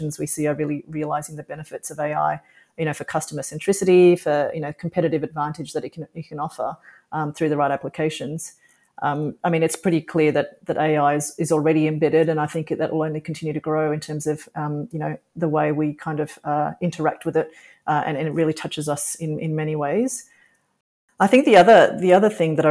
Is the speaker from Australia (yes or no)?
yes; Australia; also born or lived in Singapore; I was born in Singapore and I've got an Indian cultural heritage, but I've grown up pretty much in Australia